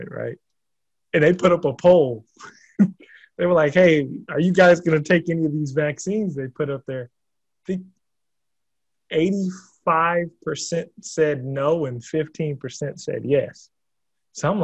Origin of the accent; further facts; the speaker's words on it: Oregon, United States; moved away; where I'm originally from, Oregon. As a matter of fact, not the hometown, the state